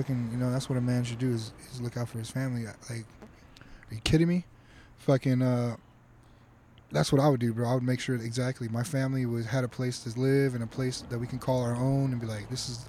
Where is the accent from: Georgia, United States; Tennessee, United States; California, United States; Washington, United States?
California, United States; Ontario; I grew up in Ontario.